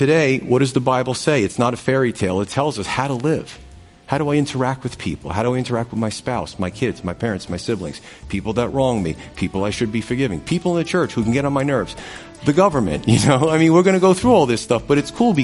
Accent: United States; I was born in the United States

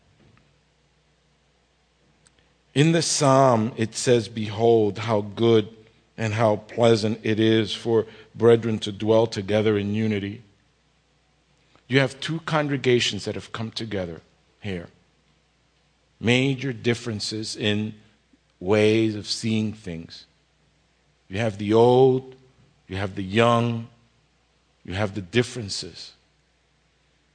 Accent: New York City, New York, United States; also born or lived in Jersey City, New Jersey; now in Kearny, United States; I grew up in the Bronx and in Jersey City

